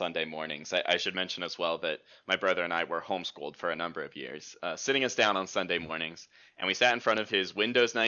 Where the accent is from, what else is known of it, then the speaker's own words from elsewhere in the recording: Morgantown, West Virginia, United States; I grew up here in Morgantown. I've been here, I don't know, 15 years probably now.